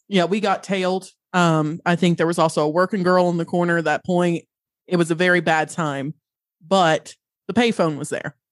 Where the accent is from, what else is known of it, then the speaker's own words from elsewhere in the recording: Western North Carolina, United States; I grew up in Western North Carolina.